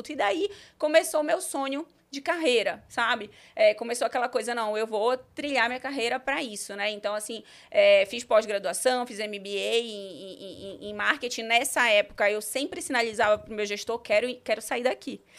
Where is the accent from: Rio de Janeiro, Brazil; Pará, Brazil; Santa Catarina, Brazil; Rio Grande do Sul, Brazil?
Pará, Brazil; Belém; na verdade, eu comecei em Belém do Pará. Eu sou paraense